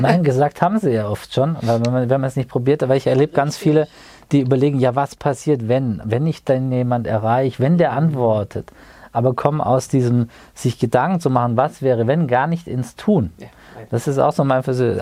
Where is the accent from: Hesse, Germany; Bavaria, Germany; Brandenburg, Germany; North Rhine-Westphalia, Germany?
Hesse, Germany; Wiesbaden; Wir hätten uns auch in Wiesbaden treffen können, in unserer beidigen Heimatstadt